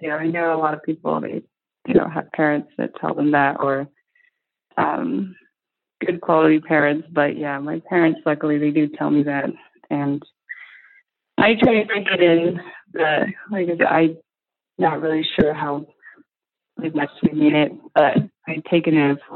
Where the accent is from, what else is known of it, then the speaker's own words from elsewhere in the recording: Arizona, United States; So my parents, uh, they're from, but we're from the Navajo Nation, which is a reservation that's in like Mexico, mostly Arizona.